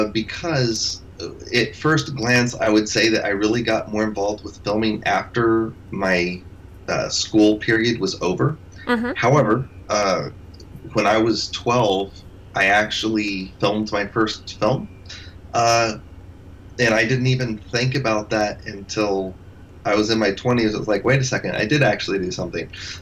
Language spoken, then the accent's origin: English; Spain; I grew up in Spain, and I was there for 20 years